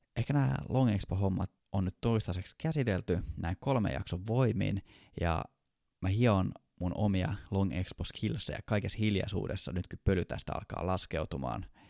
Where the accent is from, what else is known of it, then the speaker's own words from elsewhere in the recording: Kouvola, Kymenlaakso, Finland; now in Helsinki, Finland; mä oon Kouvolasta